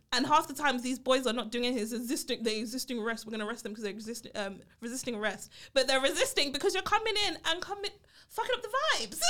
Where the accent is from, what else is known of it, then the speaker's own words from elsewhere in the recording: London, United Kingdom; I grew up in Brixton, uh, Brixton Hill in the U K, right? Um, in London.